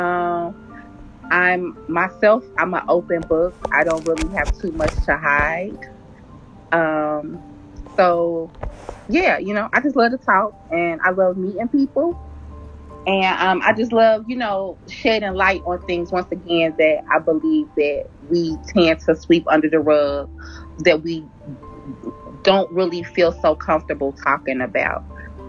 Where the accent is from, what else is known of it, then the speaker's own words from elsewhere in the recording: Cincinnati, Ohio, United States; I'm from Cincinnati, Ohio